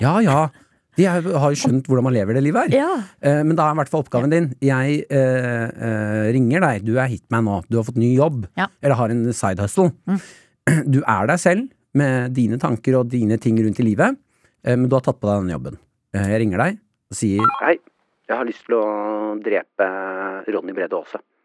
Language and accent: Norwegian; Nesodden, Akershus, Norway; vi hadde jo opplæring på Nesodden, vi.